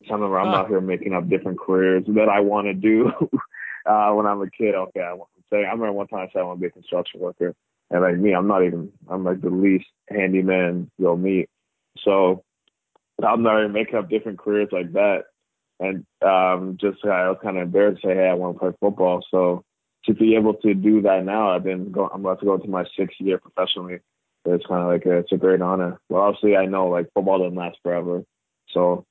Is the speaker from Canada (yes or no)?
yes; Cambridge, Ontario, Canada; also born or lived in Toronto; born in Toronto, lived in Toronto for about 10 years before I made the move an hour west of Toronto to a place called Cambridge. So I grew up in Cambridge.